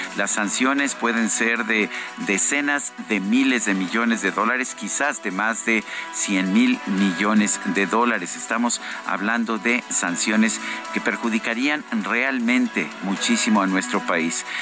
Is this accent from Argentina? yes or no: no; Mexico